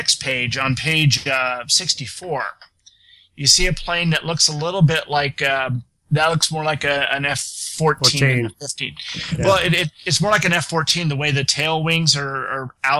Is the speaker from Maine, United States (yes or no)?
no; Texas, United States; We're from Tarak, Texas. Everybody eats chorizo here.